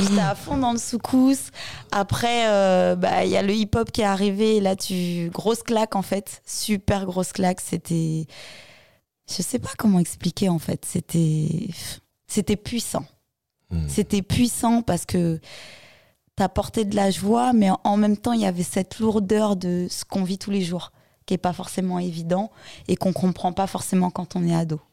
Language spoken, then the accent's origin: French; Créteil, Île-de-France, France; also born or lived in Mali; j'ai grandi à Créteil